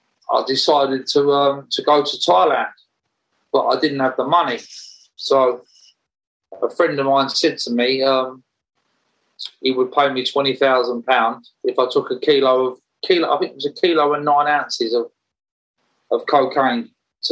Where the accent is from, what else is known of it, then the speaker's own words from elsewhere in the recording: Romford, London, United Kingdom; I was born in Rush Green in Romford, and I was brought up by my mum